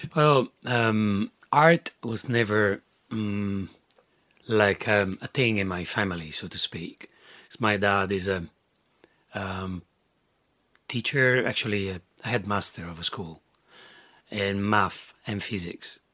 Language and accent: English; Rome, Lazio, Italy; moved away as an adult; growing up in Rome, um, surrounded by mm, Catholic stuff everywhere